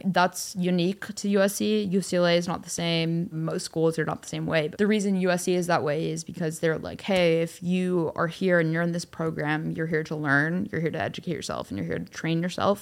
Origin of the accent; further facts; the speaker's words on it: Cleveland, Ohio, United States; moved away as an adult; also born or lived in Costa Rica; now in Los Angeles, United States; my dad's job moved us to Cleveland, and so I grew up mostly in Cleveland, Ohio